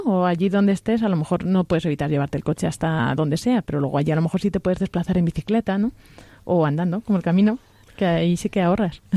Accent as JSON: {"language": "Spanish", "region": "Castilla-La Mancha", "country": "Spain", "said": "soy de La Mancha"}